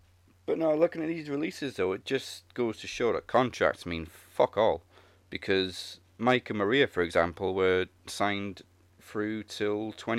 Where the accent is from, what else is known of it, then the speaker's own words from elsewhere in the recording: Welsh, Wales, United Kingdom; I'm Welsh.